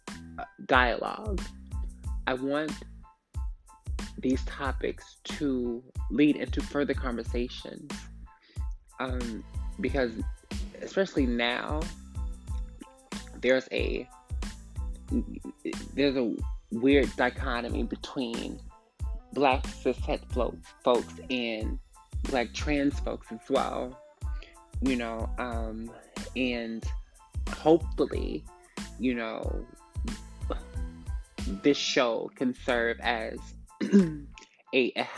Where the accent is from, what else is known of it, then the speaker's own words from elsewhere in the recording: Atlanta, Georgia, United States; I'm from Atlanta, Georgia, born and raised